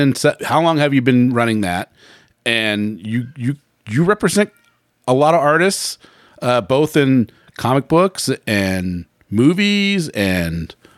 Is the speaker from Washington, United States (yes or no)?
yes; Bremerton, Washington, United States; I grew up in Bremerton, Washington, which is a small town, but it's on a peninsula. So it's very much like growing up on an island.